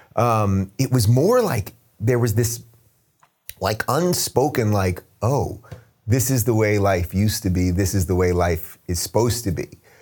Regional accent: New York, United States; moved away; my home state, New York

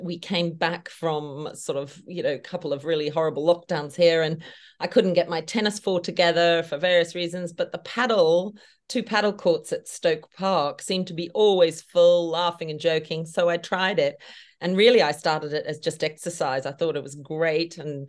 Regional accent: Australia; now in United Kingdom; Well, being an Aussie living in the UK, I obviously, it's a pleasure to be on your podcast.

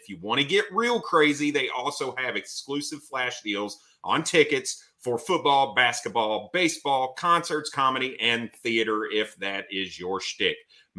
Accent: Indiana, United States; now in Cleveland, United States; I'm from Indiana, born and raised. I haven't lived there in a while, but I was born and raised there.

